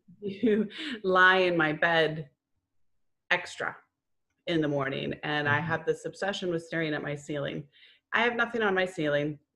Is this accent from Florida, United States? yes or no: yes; Florida, United States; moved away as an adult; also born or lived in New England; I grew up in Florida, moved to New England, moved back